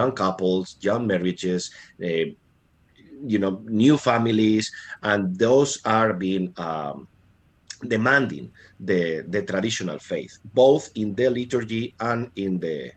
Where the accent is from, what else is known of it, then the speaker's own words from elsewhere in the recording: Spain; moved away; I can speak for Spain because, you know, that's my home country. That's where I have lived for most of my life